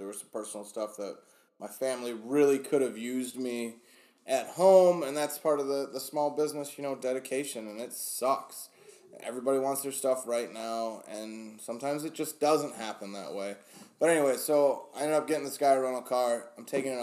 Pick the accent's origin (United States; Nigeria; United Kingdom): United States; Michigan; We are from Michigan